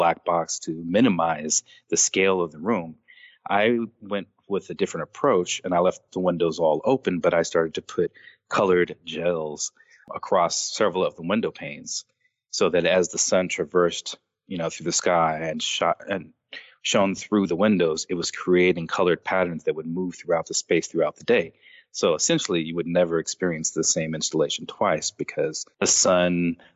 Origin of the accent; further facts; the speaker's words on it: Los Angeles, California, United States; growing up in Los Angeles and doing graffiti